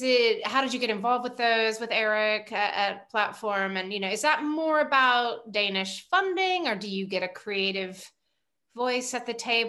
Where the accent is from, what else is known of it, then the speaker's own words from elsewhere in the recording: United States; now in United Kingdom; just being an American living in the UK.